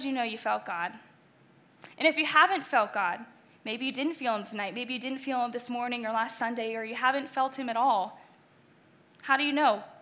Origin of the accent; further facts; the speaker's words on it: Delaware/Maryland, Eastern Shore, United States; moved away; also born or lived in Indiana; I grew up in Eastern Shore, Delaware/Maryland